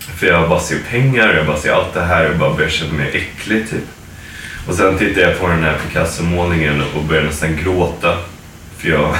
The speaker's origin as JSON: {"language": "Swedish", "country": "Sweden", "moved": "yes", "lives_now": "United States", "said": "som svenskar"}